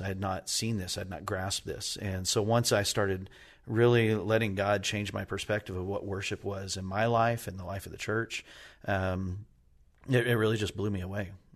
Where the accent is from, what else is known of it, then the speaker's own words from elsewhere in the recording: New Mexico, United States; now in Indiana, United States; I grew up in New Mexico